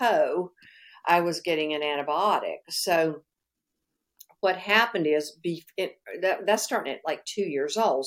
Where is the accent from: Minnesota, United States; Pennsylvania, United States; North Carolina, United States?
North Carolina, United States; moved away; also born or lived in Florida; Now, I'm from North Carolina originally, but I was living in Florida.